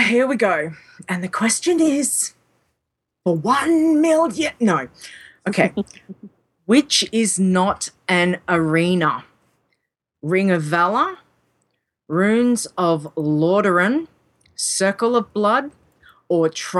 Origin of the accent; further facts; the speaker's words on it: Australia; accent: Australian; I'm talking in my Australian accent